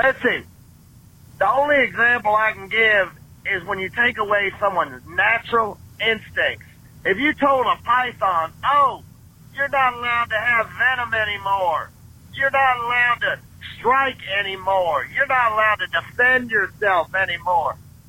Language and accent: English; the Ozarks of Arkansas, United States; I'm from the Ozarks of Arkansas